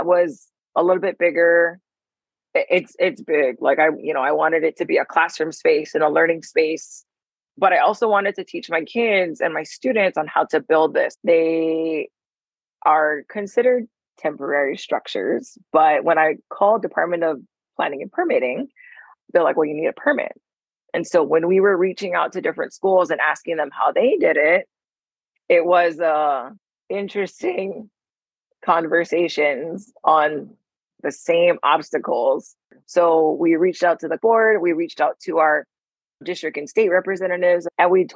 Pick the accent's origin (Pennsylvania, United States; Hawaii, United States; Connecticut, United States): Hawaii, United States; Oahu; I'm from Oahu. Currently, I live in He'i'i on Oahu.